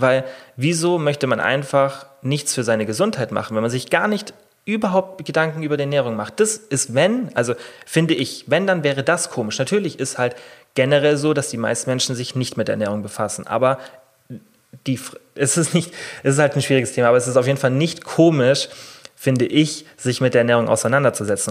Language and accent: German; Germany; bei uns in Deutschland